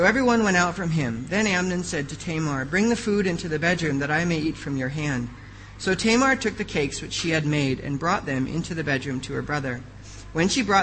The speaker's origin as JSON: {"language": "English", "country": "United States", "moved": "yes", "said": "I am an American"}